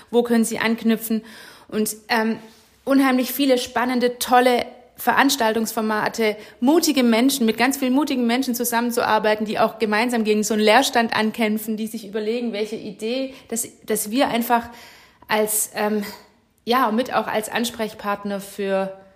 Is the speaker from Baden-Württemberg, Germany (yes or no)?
yes; Winnenden, Baden-Württemberg, Germany; Tatsächlich erinnert mich Herrenberg auch voll an meine Heimatstadt Winnenden.